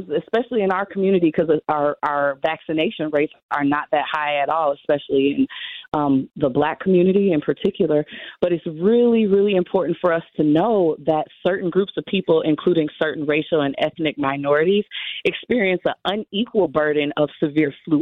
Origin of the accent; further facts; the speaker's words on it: Milwaukee, Wisconsin, United States; now in Madison, United States; I grew up in Milwaukee